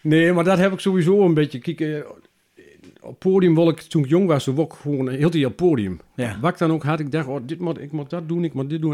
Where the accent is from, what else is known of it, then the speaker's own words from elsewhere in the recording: Kilder, Gelderland, Netherlands; also born or lived in Beek; now in Zeddam, Netherlands; ik kwam van oorsprong uit Kilder